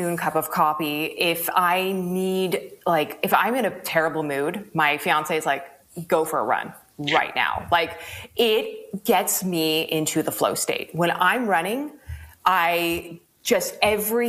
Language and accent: English; New York, United States; now in California, United States; I grew up in New York